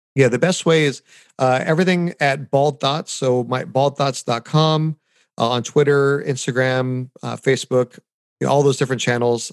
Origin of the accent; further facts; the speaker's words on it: United States; also born or lived in Anaheim, Orange County, California; here as an American